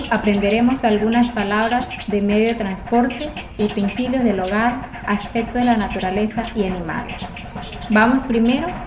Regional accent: Wayuu, La Guajira, Colombia; first language Wayuunaiki; Spanish is a second language; Nosotros los guayú somos reconocidos por la hospitalidad que brindamos a nuestros visitantes.

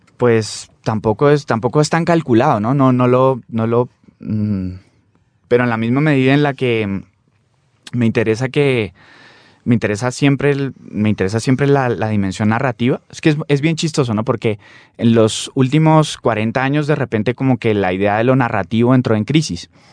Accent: Popayán, Cauca, Colombia; also born or lived in Cali; yo nací en Popayán, viví muchos años en Popayán, pero de manera salteada también pero siempre por la familia de mi padre que son caleños, yo pues también incluso viví en Cali también un tiempo

